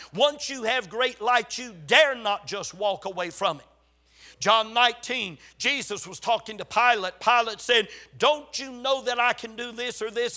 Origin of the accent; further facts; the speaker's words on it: Gaffney, South Carolina, United States; born or raised there